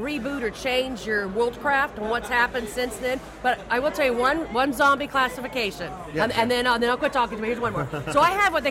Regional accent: Kansas, United States; I'm from Kansas, and there's like one tree and one barn to hide behind

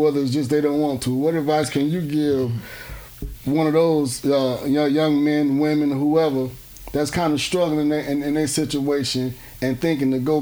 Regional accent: Miami, Florida, United States; we all come from a similar background, and you know, I'm from Miami

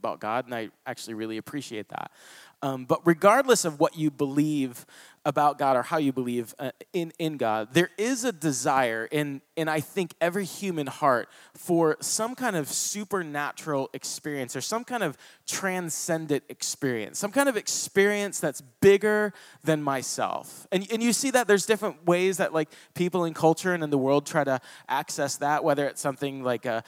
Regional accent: Toledo, Ohio, United States; I was born in Toledo, Ohio

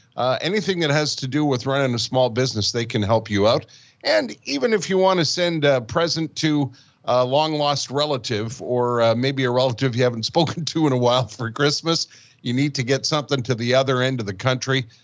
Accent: Montreal, Quebec, Canada; also born or lived in Winnipeg / Calgary; I've I've lived in Winnipeg. I have lived in Calgary, and of course, born and raised in Montreal

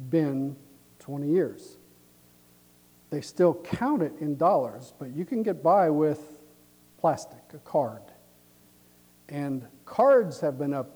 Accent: United States

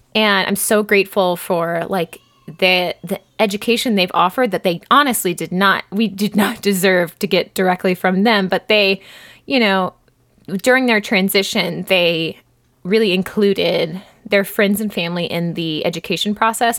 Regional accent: United States; as an American

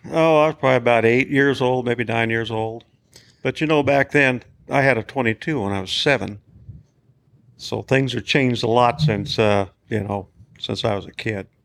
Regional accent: United States; grew up right here in Bighorn County. Been living right here in Bighorn

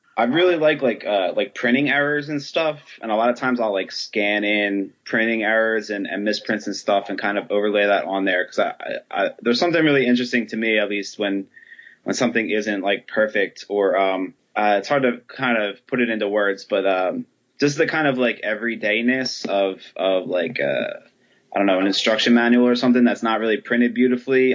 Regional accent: Philadelphia, Pennsylvania, United States; moved away as an adult; also born or lived in Baltimore; I grew up in Philly.

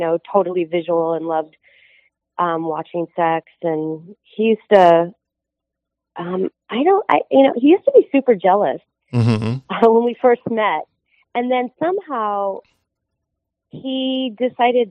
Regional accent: Midwest, United States; now in Southern California, United States; I grew up in the Midwest

